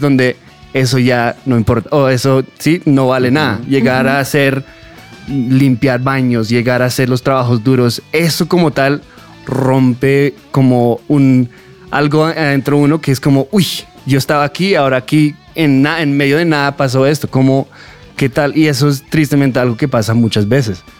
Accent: Fort Worth, Texas, United States; yo como tal nací en Texas, en Fort Worth, Texas, de Estados Unidos

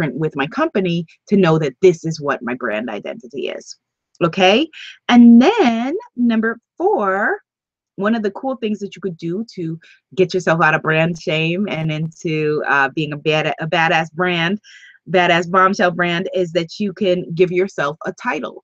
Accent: New York, United States; also born or lived in Guyana (ancestry); although my family is from Guyana, South America, that I am a New York girl. And so I like being a New Yorker

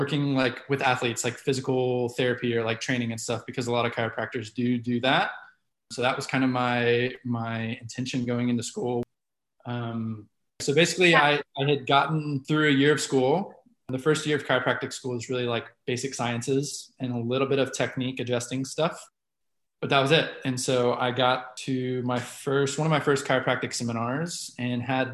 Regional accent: Dallas, Texas, United States; also born or lived in Oklahoma; I was born and raised here in Dallas, Texas

